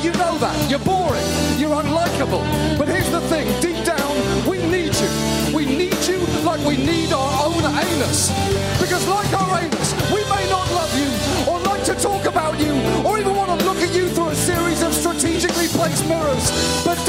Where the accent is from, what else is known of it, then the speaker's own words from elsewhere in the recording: United Kingdom; I'm British